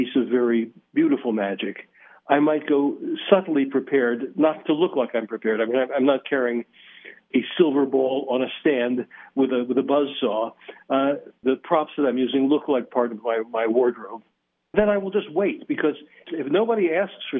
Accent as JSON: {"language": "English", "town": "Philadelphia", "region": "Pennsylvania", "country": "United States", "moved": "yes", "lives_now": "Las Vegas, United States", "said": "I come from Philadelphia"}